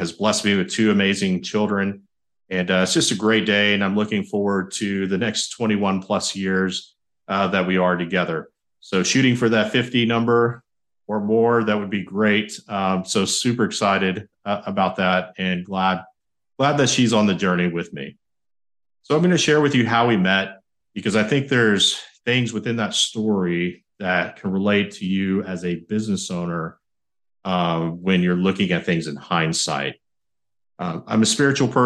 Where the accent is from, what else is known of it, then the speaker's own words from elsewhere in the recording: San Marcos, Texas, United States; I graduated high school in San Marcos, Texas, my hometown